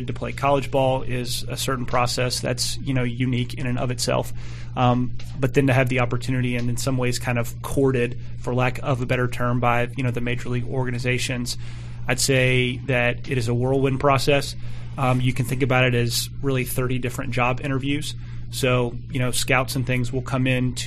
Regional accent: Atlanta, Georgia, United States; I was born and raised outside of Atlanta, Georgia

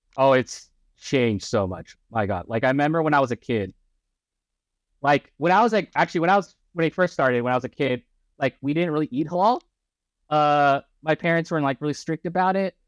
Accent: Orange County, California, United States; also born or lived in Chicago / Bay Area; I was born in Chicago. Uh, I, we moved when I was, like, a baby. And we li-, basically live in Southern California for my entire life. I was raised in Orange County

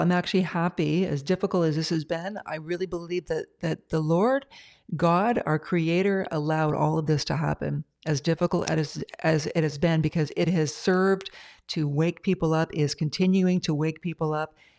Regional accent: Ontario, Canada; now in British Columbia, Canada; I'm from Ontario, but I live in, uh, B C now

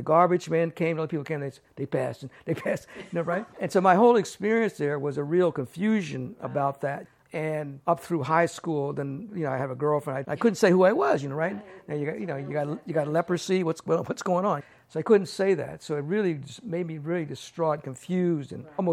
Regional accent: Maryland, United States; moved away as an adult; also born or lived in Takoma Park, Maryland; now in San Francisco, United States; I was born in Maryland. Lived in Maryland until I was about 19 years old

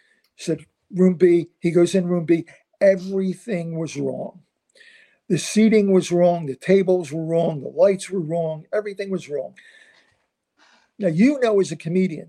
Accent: Philadelphia, Pennsylvania, United States; I'm from South Philadelphia, very rough neighborhood

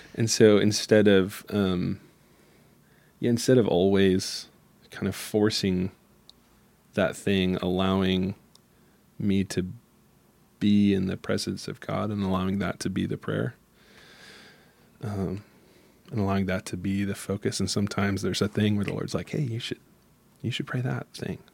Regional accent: Michigan, United States; I'm from Michigan, and where the little town I'm from is, um, has a lot of different worlds in it, but it still is, you know, twenty thousand people

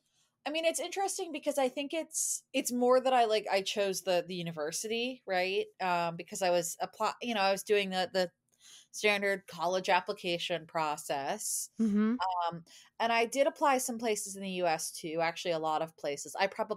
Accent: Boston, Massachusetts, United States; moved away as an adult; now in St Andrews, United Kingdom; So I'm originally from a suburb of Boston, in Massachusetts in the US.

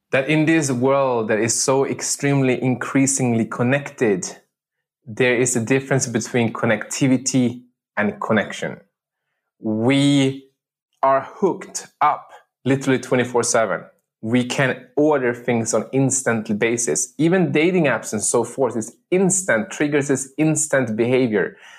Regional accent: Sweden; moved away as an adult; also born or lived in Medellin, Colombia; I'm adopted from the city of Medellin, Colombia, and uh, to a village on the countryside of uh, Sweden, where I grew up and I spent the first 19 years of my life

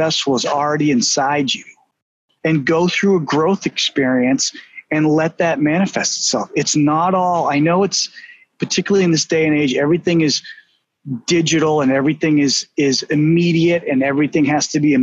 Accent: Boston, Massachusetts, United States; accent: Boston; my Boston accent

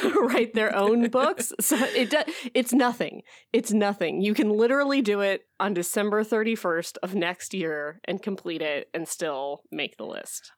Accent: Midwest, United States; now in Alaska, United States; I'm from the Midwest

